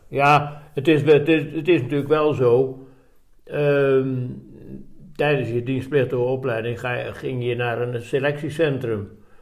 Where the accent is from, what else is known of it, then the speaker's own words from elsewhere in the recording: Dordrecht, South Holland, Netherlands; moved away as an adult; also born or lived in Dubbeldam / Breda; now in Roosendaal, Netherlands; ik ben geboren in Dubbeldam, vlakbij Dordrecht. Oké. Ja. En ik heb, eh, nou ja, ik heb gewoon daar mijn, eh, mijn eh, we hebben jaren in Dordrecht gewoond, dus ik heb mijn lagere school en middelbare opleiding, dus de HBS, die heb ik daar in, in Dort gedaan